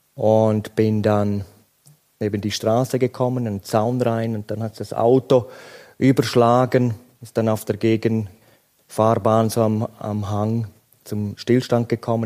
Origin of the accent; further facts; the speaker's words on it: Graubünden, Switzerland; Ich bin in Grabünden aufgewachsen